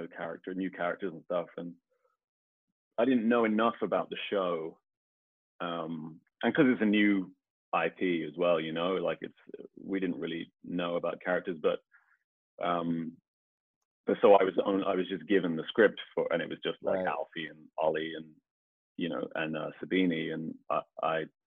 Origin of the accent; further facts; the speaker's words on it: Birmingham, West Midlands, United Kingdom; I'm actually from Birmingham